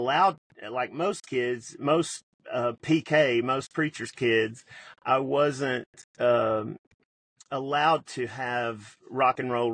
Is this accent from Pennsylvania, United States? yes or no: no; Memphis, Tennessee, United States; I also grew up in Memphis